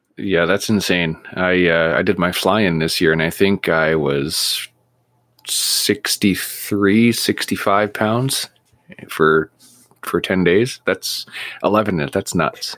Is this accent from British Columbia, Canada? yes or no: yes; Vancouver, British Columbia, Canada; now in Prince George, Canada; I grew up in Vancouver staring at the North Shore Mountains